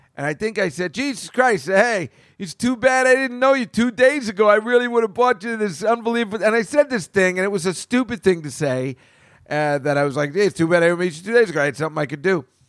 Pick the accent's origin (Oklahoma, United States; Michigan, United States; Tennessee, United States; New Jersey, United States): New Jersey, United States; central; now in New York, United States; I'm from New Jersey. Is it in central Jersey? That's where I'm from